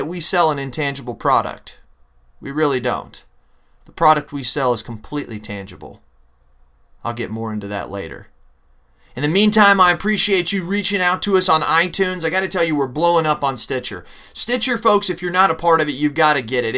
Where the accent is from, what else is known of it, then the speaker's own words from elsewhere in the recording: Phoenix, Arizona, United States; moved away; I was born in Phoenix, Arizona